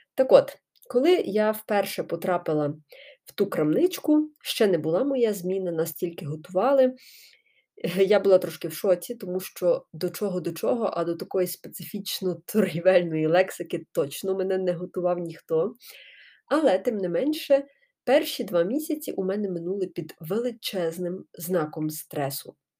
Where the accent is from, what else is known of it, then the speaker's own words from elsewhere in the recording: Ukraine; moved away as an adult; also born or lived in Genappe, Belgium; я тут з України, волонтерю